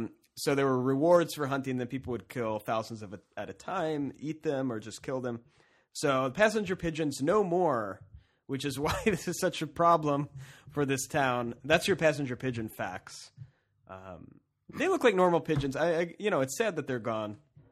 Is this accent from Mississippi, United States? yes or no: no; Cincinnati, Ohio, United States; We're not from the zoo. We're from Cincinnati.